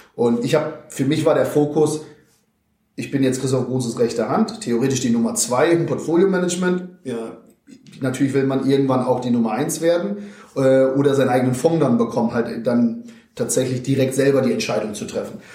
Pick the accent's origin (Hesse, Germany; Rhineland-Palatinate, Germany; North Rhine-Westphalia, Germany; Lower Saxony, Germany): Lower Saxony, Germany; Vechta district; moved away; die liegt tatsächlich in Niedersachsen, da, dort, wo ja auch die Leuswurzeln liegen, circa 60 Kilometer entfernt von Oldenburg. Landkreis Fechter nennt sich der schöne äh, Flecken Erde.